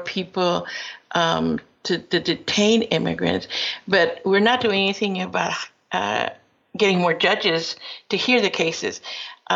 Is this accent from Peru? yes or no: yes; Peru; now in United States; I am from Peru, but my father was invited to this country and went to school at Cornell and returned to Peru where I was born, and then later on decided to come back to the United States